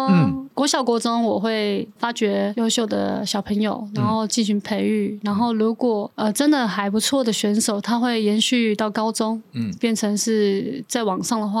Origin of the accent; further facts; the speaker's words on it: Taipei, Taiwan; also born or lived in Hualien; 我是在台北长大的，